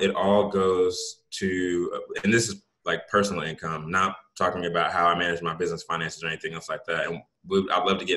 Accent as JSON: {"language": "English", "country": "Jamaica", "said": "I'm Jamaican"}